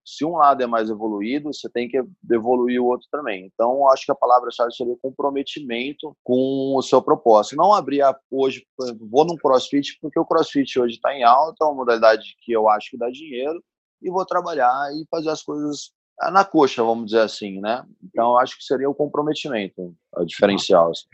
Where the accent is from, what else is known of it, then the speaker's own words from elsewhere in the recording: Bauru, São Paulo, Brazil; moved away as an adult; now in Ribeirão Preto, Brazil; Eu vim para Ribeirão Preto, sou de Bauru